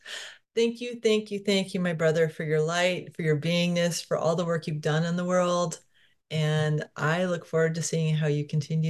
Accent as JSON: {"language": "English", "region": "Connecticut", "country": "United States", "tie": "born or raised there", "said": "I grew up in Central County, Connecticut. I used to know that so well."}